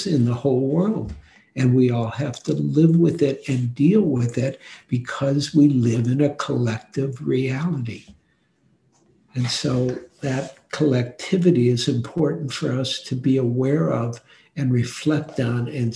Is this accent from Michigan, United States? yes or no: yes; Detroit, Michigan, United States; I grew up in Detroit.